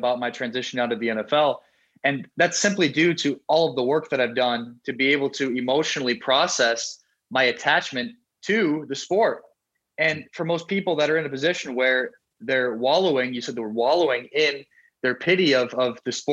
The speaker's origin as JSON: {"language": "English", "region": "South Dakota", "country": "United States", "tie": "born or raised there", "also_born_or_lived": "Miami, Florida", "moved": "yes", "said": "When I moved from South Dakota, a small state in the US, all we have is corn and cows, to Miami and Florida"}